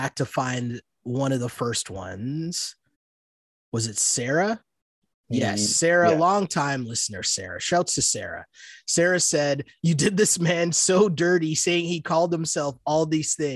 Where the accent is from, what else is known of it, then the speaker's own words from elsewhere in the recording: Canada; I'm from Canada, we play hockey